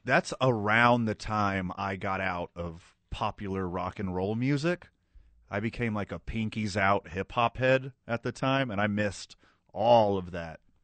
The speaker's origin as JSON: {"language": "English", "town": "Houston", "region": "Texas", "country": "United States", "moved": "yes", "lives_now": "Indianapolis, United States", "said": "I was from Houston"}